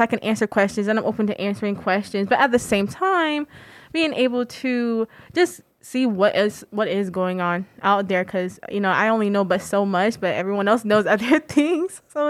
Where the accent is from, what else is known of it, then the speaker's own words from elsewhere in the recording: Raleigh, North Carolina, United States; moved away; Yes, I am from Raleigh, North Carolina.